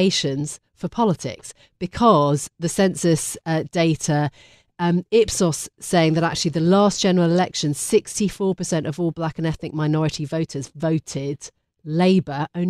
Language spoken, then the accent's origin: English; London, United Kingdom; I'm a Londoner through and through